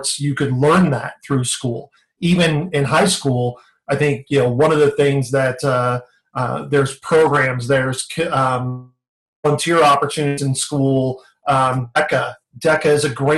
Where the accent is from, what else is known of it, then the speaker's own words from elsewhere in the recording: San Diego, California, United States; now in Phoenix, United States; growing up in San Diego